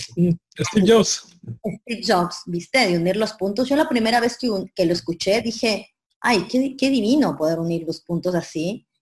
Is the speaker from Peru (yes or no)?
no; Ecuador; moved away as an adult; now in Argentina; yo soy de Ecuador, vivo en Argentina hace 10 años ya